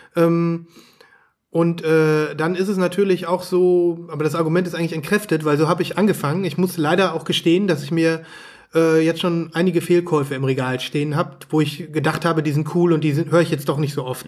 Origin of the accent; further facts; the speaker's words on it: Germany; bei uns in Deutschland